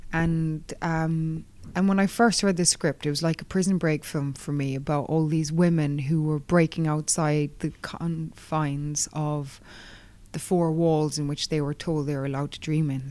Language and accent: English; Kerry, Munster, Ireland; my hometown in Kerry